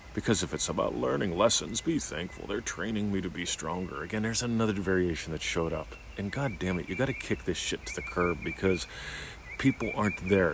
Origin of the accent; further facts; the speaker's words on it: Australia; also born or lived in Eltham, Victoria; I'm an Australian. I live in the state of Victoria, with Victoria, in a little suburb called Eltham